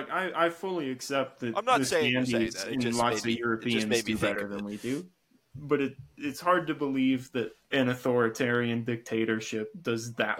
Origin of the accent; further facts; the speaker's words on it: United States; the diehard patriot American in me